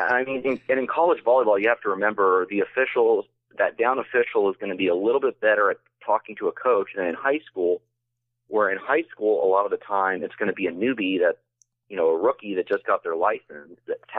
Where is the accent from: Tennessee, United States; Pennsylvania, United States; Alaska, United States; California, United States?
Pennsylvania, United States; I grew up just outside of Philadelphia.